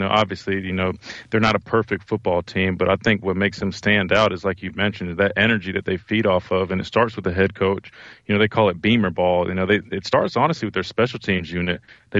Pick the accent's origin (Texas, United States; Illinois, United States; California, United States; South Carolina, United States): South Carolina, United States; Columbia; go on the road to my hometown in Columbia, South Carolina